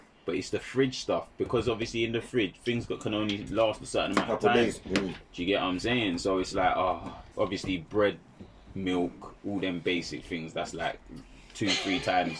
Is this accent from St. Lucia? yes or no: yes; St. Lucia; I'm St. Lucian